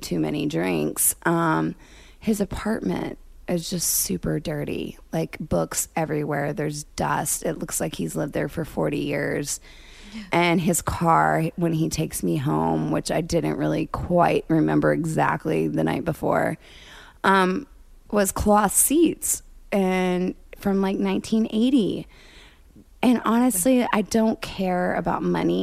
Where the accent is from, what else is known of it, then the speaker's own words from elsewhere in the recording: Dallas, Texas, United States; I'm from Dallas.